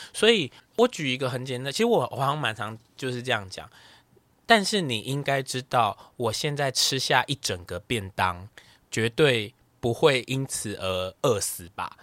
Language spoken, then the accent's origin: Chinese; Taipei, Taiwan; 我是台北人